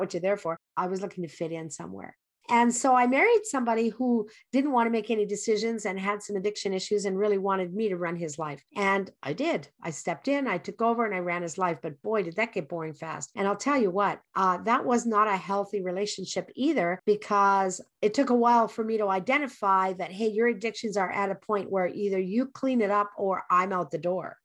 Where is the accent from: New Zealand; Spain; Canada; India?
Canada; English Canada; I grew up in English Canada